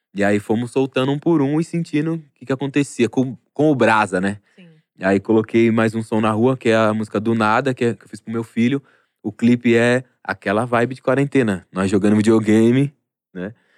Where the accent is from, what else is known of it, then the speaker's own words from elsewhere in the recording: São Paulo, Brazil; eu sou da Vila Maria